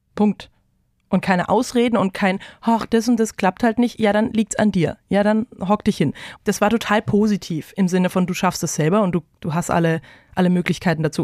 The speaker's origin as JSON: {"language": "German", "town": "Bretten", "region": "Baden-Württemberg", "country": "Germany", "moved": "yes", "lives_now": "Mainz, Germany", "said": "Ich komme ursprünglich aus dem Badischen in, in der Nähe von Karlsruhe, Bretten"}